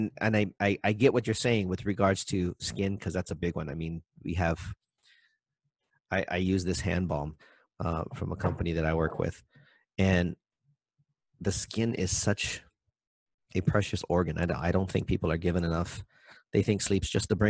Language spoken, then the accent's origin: English; Maui, Hawaii, United States; I'm from Maui